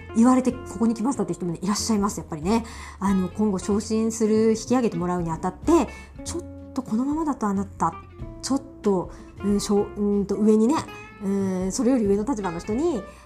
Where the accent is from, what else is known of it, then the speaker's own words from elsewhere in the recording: Miyazaki, Japan; also born or lived in Ibaraki; now in Tokyo, Japan; うちのね地元の宮崎